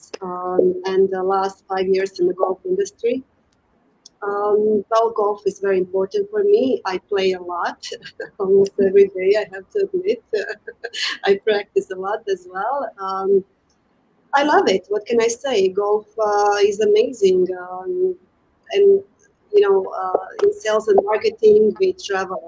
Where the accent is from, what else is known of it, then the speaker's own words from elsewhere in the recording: Croatia; moved away as an adult; also born or lived in United States; now in Qatar; when I came back from United States in Croatia, where I am originally from